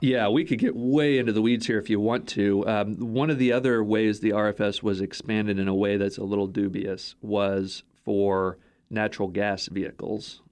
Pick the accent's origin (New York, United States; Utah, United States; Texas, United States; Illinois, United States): Texas, United States; moved away; Toyota headquartered in my hometown in, in Texas.